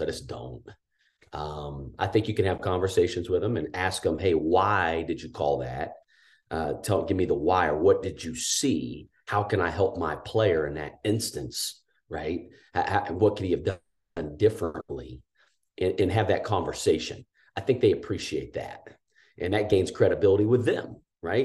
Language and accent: English; Danville, Indiana, United States; growing up in Danville, Indiana